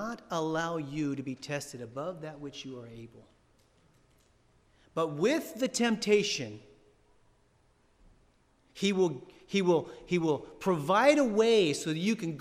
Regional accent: San Diego, California, United States; moved away; I'm from San Diego

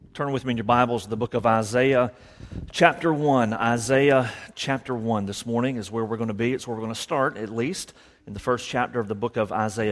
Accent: Savannah, Georgia, United States; born and raised in Savannah, only lived away for certain segments of our lives

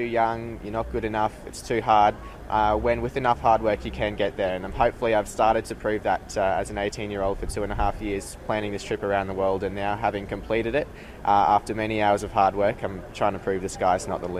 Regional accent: Sunshine Coast, Queensland, Australia; back here in my hometown of the Sunshine Coast

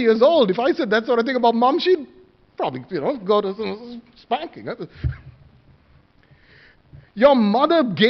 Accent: Sri Lanka; moved away; where I come from, I was born in Sri Lanka, many of us, okay, born overseas, traditional

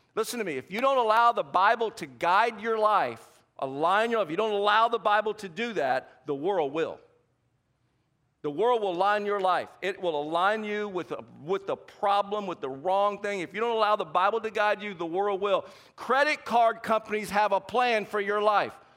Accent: the South, United States; accent: Southern; I'm from the South, and every now and then my accent comes out.

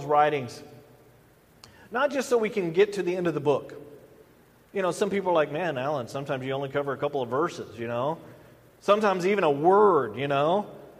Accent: the South, United States; growing up in the South

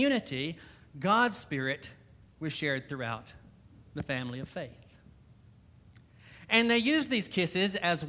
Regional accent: Alabama, United States; accent: southern; moved away; I am originally from Alabama

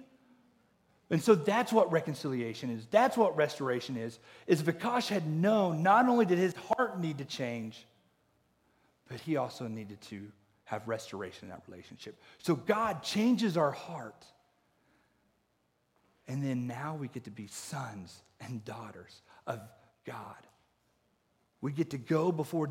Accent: Oklahoma, United States; growing up in Oklahoma in the Bible Belt

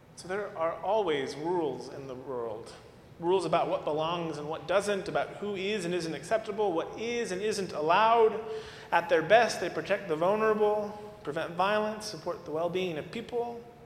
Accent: Arizona, United States; moved away; my home state

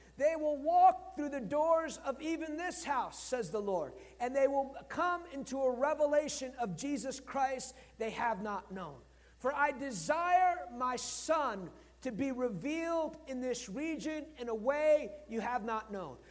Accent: United States; I'm American.

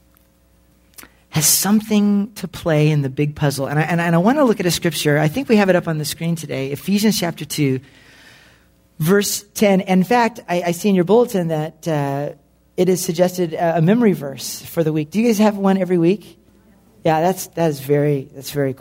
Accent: the Northwest, Pacific Northwest, United States; I'm from the Northwest

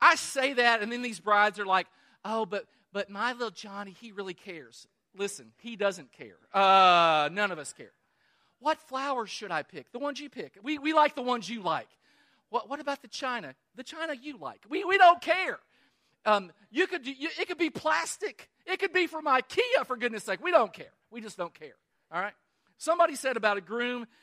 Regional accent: Kentucky, United States; I was born in Kentucky, the greatest state in the Union

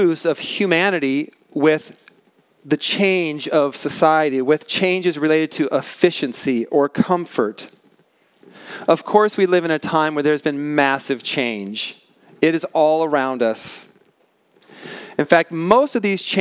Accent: Pacific Northwest, United States; I grew up in the Pacific Northwest

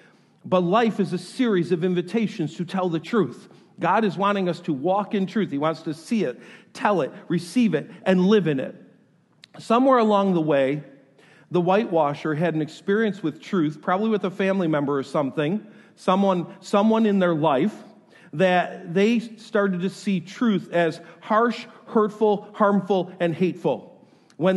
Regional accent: New York, United States; moved away; I am from New York

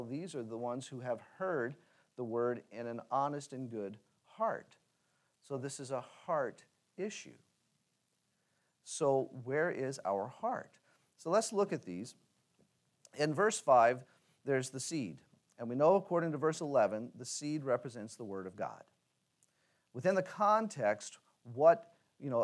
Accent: Louisiana, United States; moved away; growing up in Louisiana and spending the last 6 years there before moving back

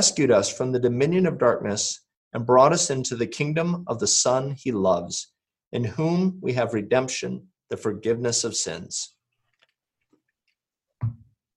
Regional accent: Michigan, United States; moved away as an adult; I was a teenager in my church growing up in Michigan

